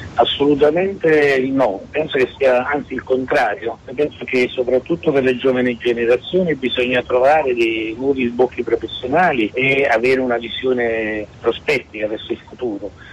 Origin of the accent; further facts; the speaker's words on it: Naples, Campania, Italy; essendo napoletano